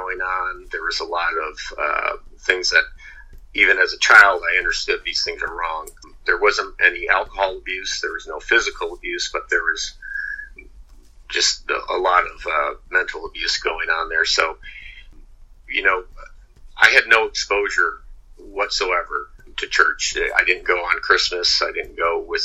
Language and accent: English; Midwest, United States; now in Venice, Florida, United States; I was born in the Midwest